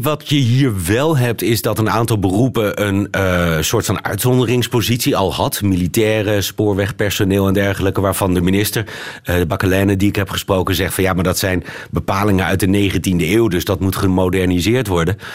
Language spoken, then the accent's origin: Dutch; Netherlands; moved away; also born or lived in Lebanon; ik ben natuurlijk niet zomaar Nederlander